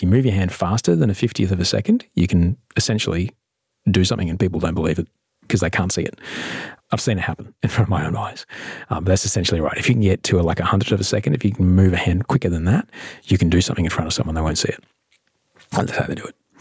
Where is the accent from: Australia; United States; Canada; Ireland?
Australia; Brisbane, Queensland; I grew up in a suburb called Chapel Hill